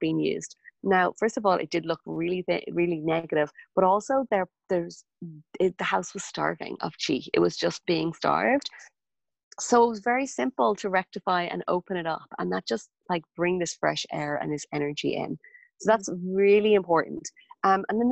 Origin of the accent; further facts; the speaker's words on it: Ireland; moved away; my hometown when I was back in Ireland